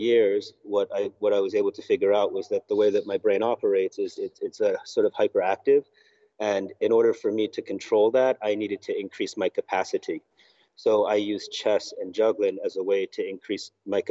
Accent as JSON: {"language": "English", "country": "United States", "tie": "born or raised there", "moved": "yes", "lives_now": "Argentina", "said": "I grew up in the United States, but my family is from the UK"}